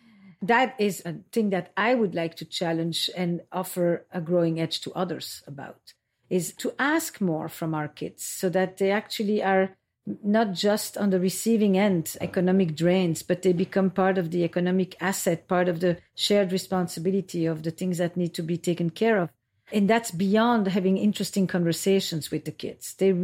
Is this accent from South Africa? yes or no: no; Belgium; also born or lived in Israel; now in United States; And when I came to America, I came from Belgium via Israel.